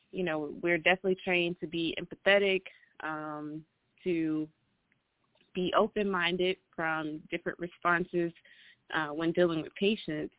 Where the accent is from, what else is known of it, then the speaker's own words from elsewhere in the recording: Atlanta, Georgia, United States; I am from Atlanta